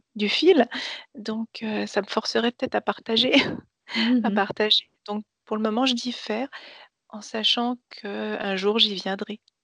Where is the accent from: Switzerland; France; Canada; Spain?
France; Nancy, Grand Est; Je suis née à Nancy